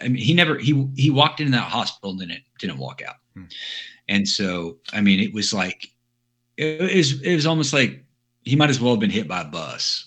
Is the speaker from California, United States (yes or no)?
no; Dallas, Texas, United States; I grew up in Dallas